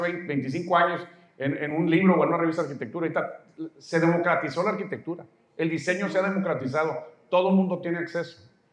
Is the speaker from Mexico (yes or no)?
yes; Mexico; soy mexicano, tú también, estamos en México